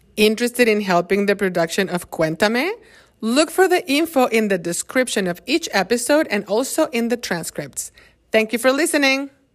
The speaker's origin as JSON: {"language": "Spanish", "country": "Mexico", "said": "en mi país, México"}